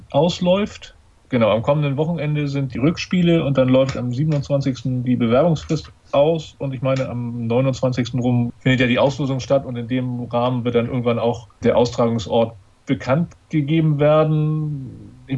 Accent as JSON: {"language": "German", "region": "Hamburg", "country": "Germany", "said": "Und ich als Hamburger mit der Geschichte der HSV-Fußballer im Hinterkopf"}